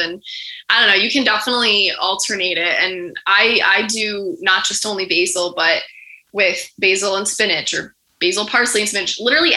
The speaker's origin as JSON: {"language": "English", "town": "Morristown", "region": "New Jersey", "country": "United States", "tie": "born or raised there", "said": "my hometown in Morristown, New Jersey"}